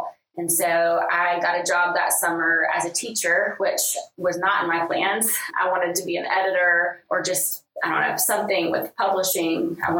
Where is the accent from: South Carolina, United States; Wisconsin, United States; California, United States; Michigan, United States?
South Carolina, United States; Sumter; moved away as an adult; also born or lived in Tuscaloosa, Alabama; now in Birmingham, United States; So I grew up in Sumter and then went to Clemson University and graduated in 2012.